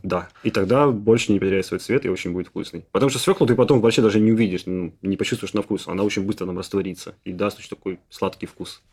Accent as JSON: {"language": "Russian", "country": "Ukraine", "tie": "born or raised there", "said": "Я, поскольку родился в Украине"}